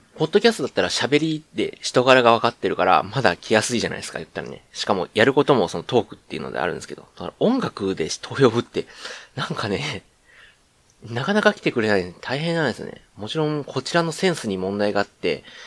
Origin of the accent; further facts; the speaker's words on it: Kansai, Japan; accent: Kansai dialect; 関西人、関西人なんでねって言ったら偏見ですけど、普通にあの、関西弁で喋る